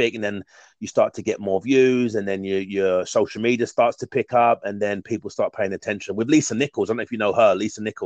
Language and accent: English; London, United Kingdom; I'm from London, England. I live born and bred and in London, England, Southeast London to be exact